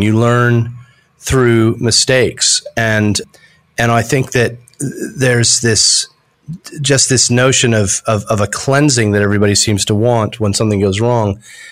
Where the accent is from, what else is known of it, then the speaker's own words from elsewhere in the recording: United States; accent: American; moved away as an adult; also born or lived in United Kingdom; now in Australia; although my accent's American, I've spent 27 years in Australia